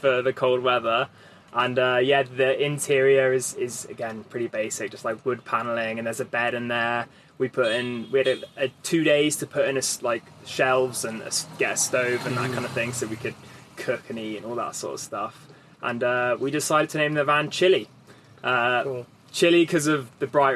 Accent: England, United Kingdom; I'm from the UK, and so England.

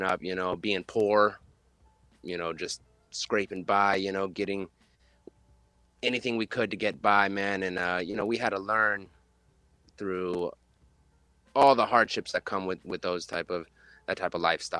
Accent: La Mesa, California, United States; I'm born and raised in San Diego. More specifically, there's a little place in San Diego called La Mesa

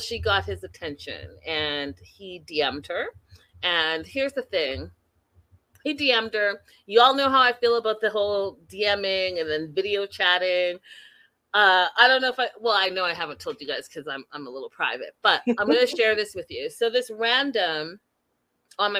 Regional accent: Canada; I am Canadian

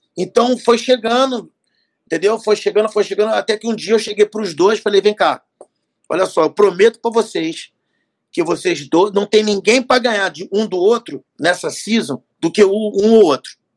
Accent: Rio de Janeiro, Brazil; Eu sou carioca, eu sou do Rio

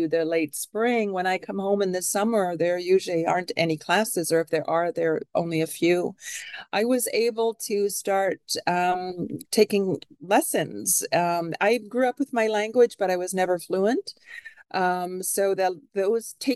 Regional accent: Canada; now in Seattle, United States; I am a Canadian citizen

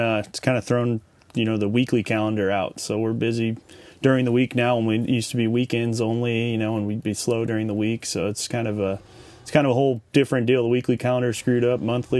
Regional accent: Orange County, California, United States; also born or lived in Los Angeles, California; now in Bakersfield, United States; So I was born in Southern California, in Los Angeles, grew up in Orange County, just fished all my life for as long as I can remember.

